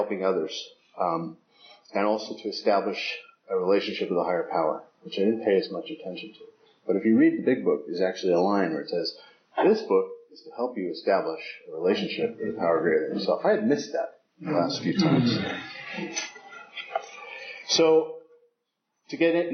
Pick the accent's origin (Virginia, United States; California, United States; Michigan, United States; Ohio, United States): California, United States; San Francisco; I was raised in San Francisco